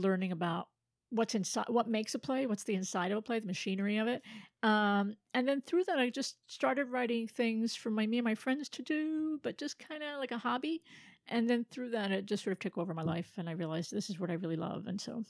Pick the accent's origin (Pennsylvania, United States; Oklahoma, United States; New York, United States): Pennsylvania, United States; Philadelphia; born there; also born or lived in North Carolina / Florida / Bethlehem / Miami; Born in Philadelphia. I grew up mostly on the eastern seaboard, North Carolina, Florida, Bethlehem, PA, Miami, brief detour in Salt Lake, and then New Jersey.